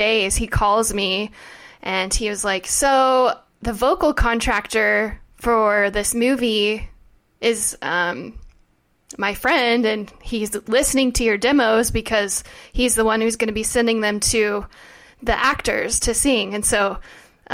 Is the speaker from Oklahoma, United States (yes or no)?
yes; Oklahoma, United States; moved away as an adult; now in Los Angeles, United States; we are both from Oklahoma